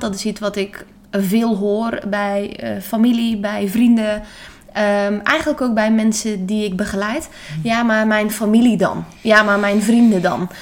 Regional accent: Netherlands

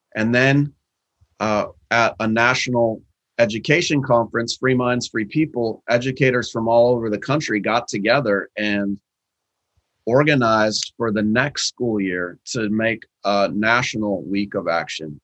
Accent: Seattle, Washington, United States; in Seattle in my hometown

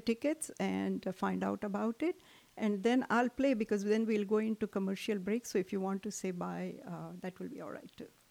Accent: South India, India; moved away; I grew up in South in India

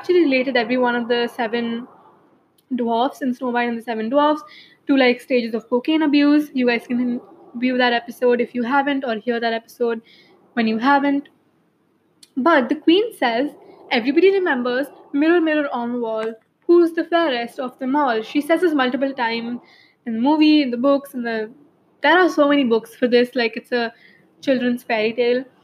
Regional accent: India; as an Indian

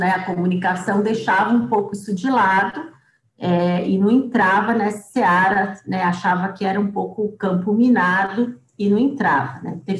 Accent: Piracicaba, São Paulo, Brazil; accent: Piracicaba; Esse sotaque horroroso de Piracicaba, né? O porta. E eu acabei matando o sotaque, né? nem tenho mais

